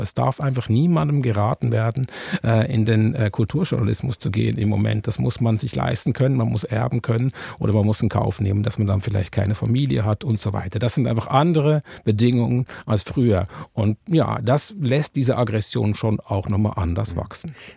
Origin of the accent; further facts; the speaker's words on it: Switzerland; now in Germany; warum ich überhaupt nach Deutschland gezogen bin als äh, Schweizer